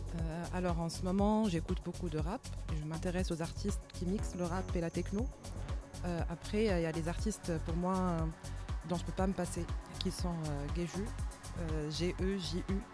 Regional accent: Tunisia; moved away as an adult; also born or lived in Marseille, France; now in Paris, France; je suis tunisienne, installée à, Paris depuis 4 ans. J'ai commencé à mixer depuis 2016, quand j'étais encore en Tunisie.

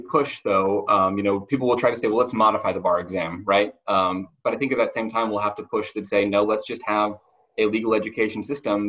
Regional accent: Montana, United States; moved away; my hometown in Montana where I went to high school

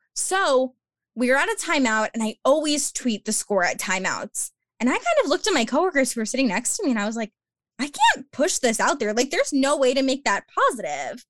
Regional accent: Long Island, New York, United States; I am from Long Island, New York, born and raised

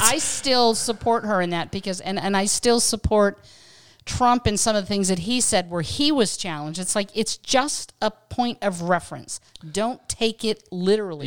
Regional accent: Western Pennsylvania, United States; now in California, United States; having grown up in Western Pennsylvania

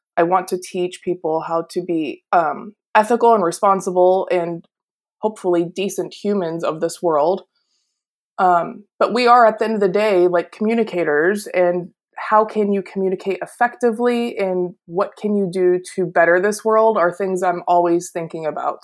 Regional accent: Pennsylvania, United States; I grew up in Pennsylvania, and our family is Polish

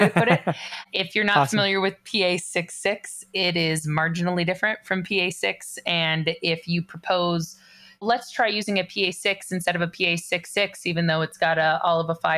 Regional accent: California, United States; I grew up in California

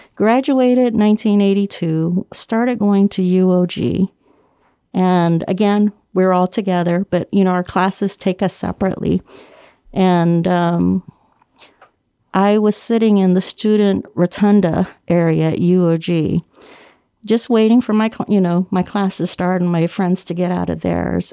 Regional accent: Guam; moved away; I was born and raised on Guam

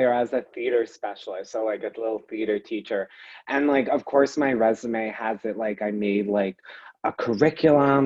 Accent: Guilford, Connecticut, United States; now in East Haddam, United States; I go back home to my hometown of Guilford, Connecticut

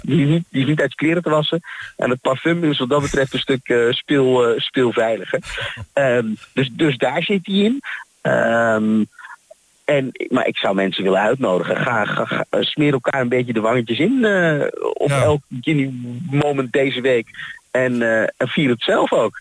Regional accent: Haarlem, North Holland, Netherlands; moved away as an adult; now in Twente, Netherlands; Ik kom eigenlijk uit Haarlem

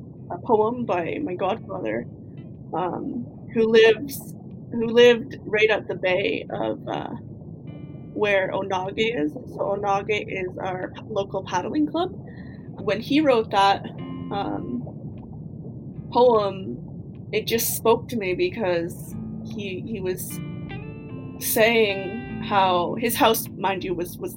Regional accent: Kahnawake, Quebec, Canada; I'm from Ganawage and the St. Lawrence Seaway was imposed on my community

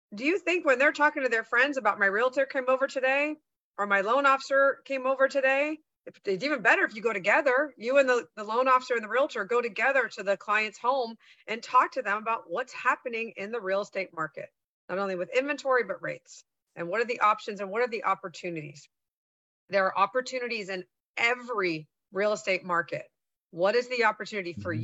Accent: San Francisco Bay Area, California, United States; I grew up in the San Francisco Bay Area

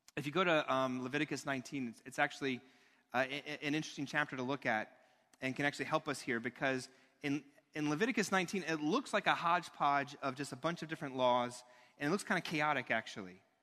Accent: United States; as an American.

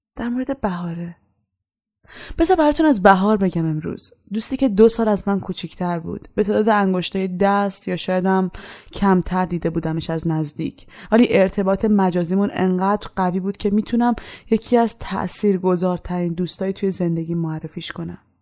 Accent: Iran; moved away as an adult; من از ایران به خاطر اعتقاداتم اومدم بیرون

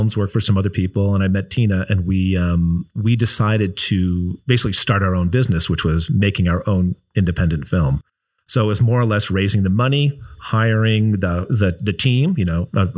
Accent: Chicago, Illinois, United States; moved away as an adult; also born or lived in Iowa / California; I grew up in Chicago, made my way to Iowa for college

